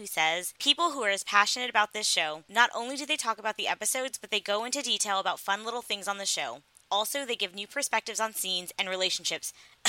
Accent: the South, United States; I grew up in the South, and I had plenty of guns in the home because my father was a hunter.

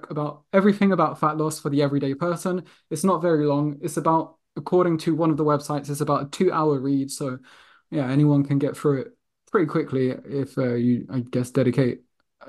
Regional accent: London, United Kingdom; growing up in London

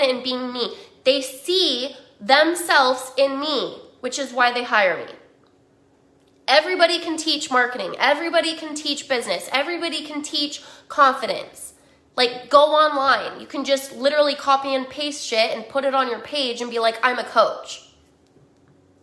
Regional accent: Utah, United States; I grew up in Utah

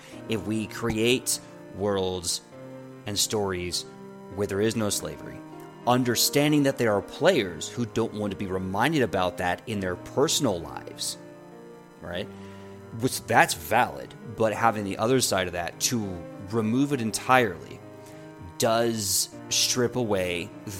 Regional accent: United States; an American

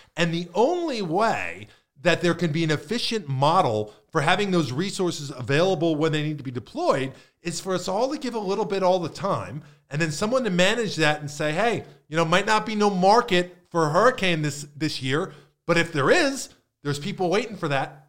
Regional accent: Northeast, United States; now in Manatee County, United States; I grew up in the Northeast

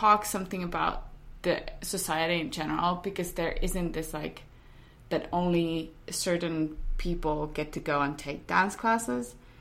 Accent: Finland; I grew up in Finland and we didn't have dance

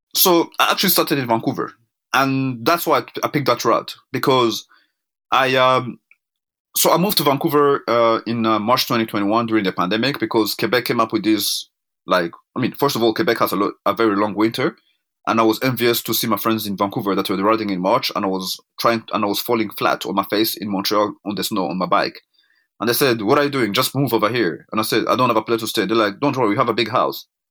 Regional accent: Rwanda; now in Canada; I'm African born. I was born in Rwanda in nineteen seventy-nine.

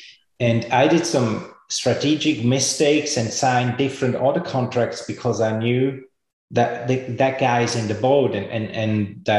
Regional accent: Switzerland; I grew up in Switzerland. I was a rebel, no parents.

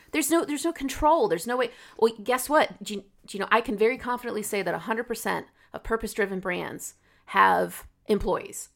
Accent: United States; I speak as an American

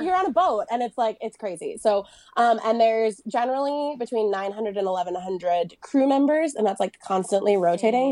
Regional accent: United States; also born or lived in France; now in Nevada, United States; I grew up in Lake Tahoe

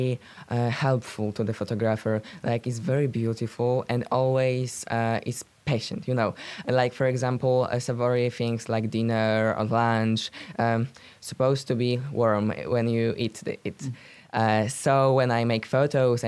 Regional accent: Rzeszów, Subcarpathian Voivodeship, Poland; English is a second language; moved away as an adult; now in Warsaw, Poland; Right now I live in Warsaw, but I comes from Rzeszów.

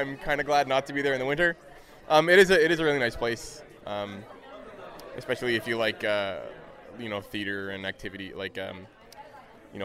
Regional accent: Saskatoon, Saskatchewan, Canada; moved away as an adult; now in Oakville, Canada; We're both from Saskatoon, but like I said, I'm in Oakville right now.

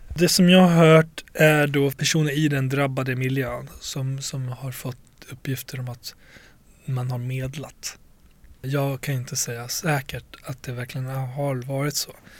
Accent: Borlänge, Dalarna County, Sweden; jag växte upp i Tjärna Ängar i Bålänge

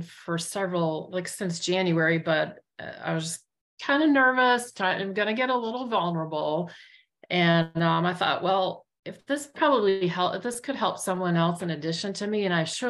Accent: Richmond, Virginia, United States; I'm from Richmond, calling from Richmond, Virginia today.

